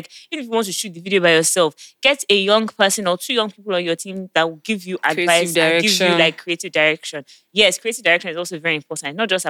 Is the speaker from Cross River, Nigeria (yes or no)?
no; Lagos, Nigeria; if you're from Lagos, like some of us